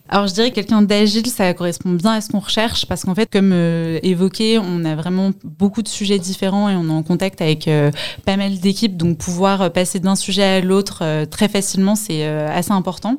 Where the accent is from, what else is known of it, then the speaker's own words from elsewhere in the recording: Paris, Île-de-France, France; Je viens de Paris.